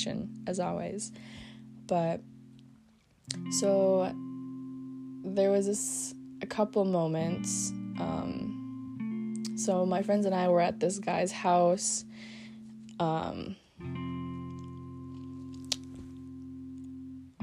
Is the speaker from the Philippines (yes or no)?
yes; Philippines; moved away; our island is known for having, like, a lot of tourism, because it is the marble capital of the Philippines